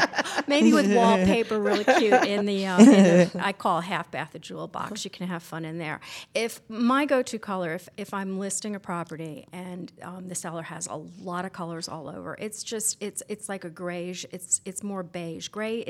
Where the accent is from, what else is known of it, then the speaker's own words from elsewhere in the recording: Albany, New York, United States; I'm from Albany, New York originally.